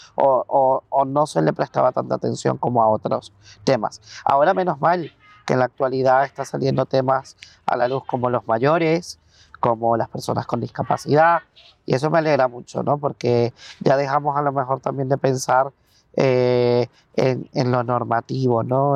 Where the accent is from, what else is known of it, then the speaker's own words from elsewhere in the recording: Venezuela; moved away as an adult; now in Spain; soy psicólogo eh, venezolano. Llevo en España 10 años aproximadamente